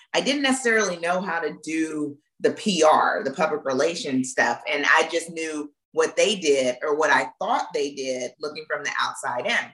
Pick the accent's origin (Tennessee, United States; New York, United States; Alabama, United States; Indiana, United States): Alabama, United States; Florence; moved away; also born or lived in Mississippi; I grew up in Florence, Alabama